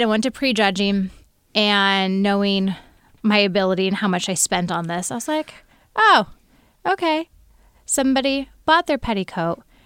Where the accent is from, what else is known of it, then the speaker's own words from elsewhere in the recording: Snohomish County, Washington, United States; I hail from the Great North of Snohomish County